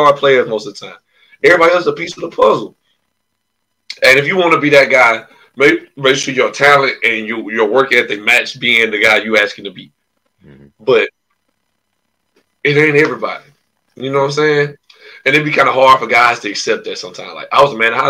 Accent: Alabama, United States; I play for Columbus State and I'm from Alabama

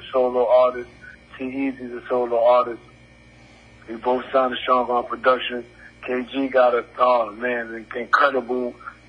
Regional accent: New York City, New York, United States; I'm from Crown Heights, Brooklyn.

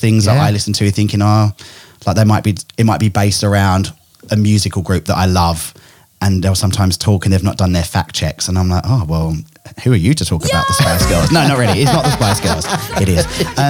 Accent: England, United Kingdom; now in Australia; I'm originally from England, which is why I've got this messed up accent. Australians think I sound really English. English people think I sound really Australian, and I'm a bit of a combo.

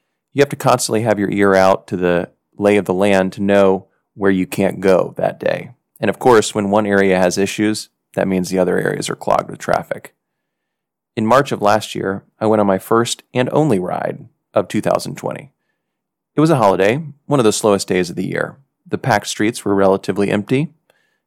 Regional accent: United States; moved away as an adult; now in Haiti

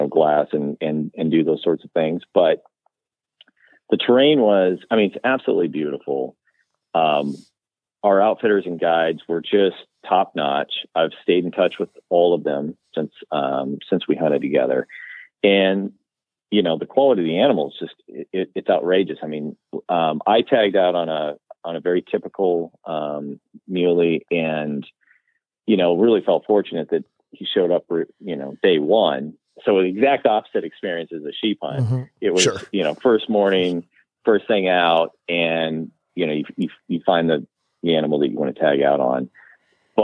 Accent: western Nebraska, United States; now in Connecticut, United States; growing up in West Nebraska

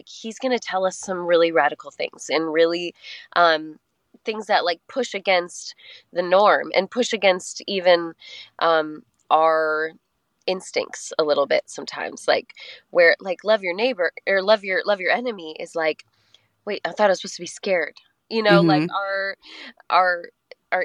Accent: Colorado, United States; now in Nashville, United States; I grew up in Colorado and we always had the mountains to the west

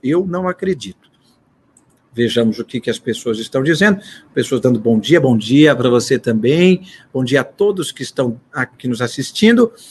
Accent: Brazil; para nós brasileiros

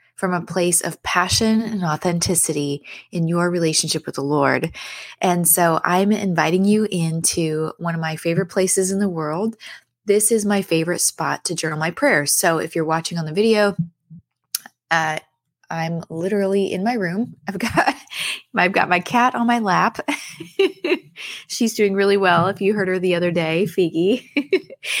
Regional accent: San Diego, California, United States; I'm from San Diego. That's where my mom and my brothers and I live

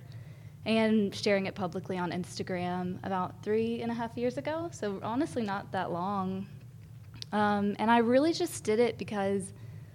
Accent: Athens, Alabama, United States; now in Huntsville, United States; I grew up in Athens, Alabama.

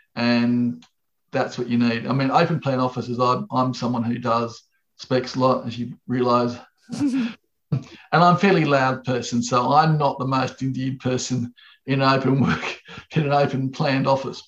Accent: Australia; I'm from Australia

